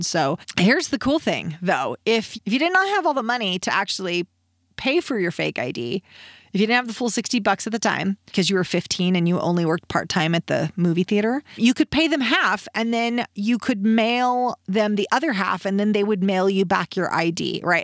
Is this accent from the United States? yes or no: yes; Reno, Nevada, United States; born or raised there